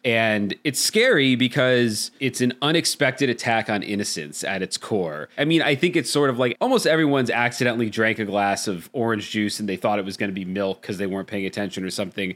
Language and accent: English; Hershey, Pennsylvania, United States; I grew up in Hershey, Pennsylvania